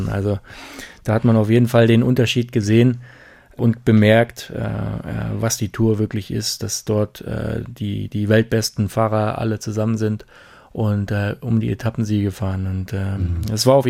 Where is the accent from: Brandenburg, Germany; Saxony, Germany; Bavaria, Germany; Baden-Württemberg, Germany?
Brandenburg, Germany; Nee, ich war aus Brandenburg.